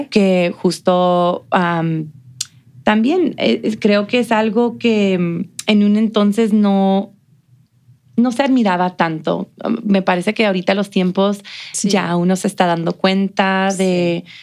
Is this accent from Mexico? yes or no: yes; Mexico; now in El Paso, United States; de cómo nos presentamos nosotros como mexicanos.